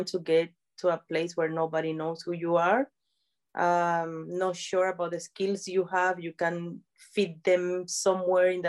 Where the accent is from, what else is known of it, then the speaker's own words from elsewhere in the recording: San Cristóbal, Táchira, Venezuela; moved away as an adult; now in United Kingdom; I'm from Venezuela. Yeah, I was born in a place that is called San Cristobal.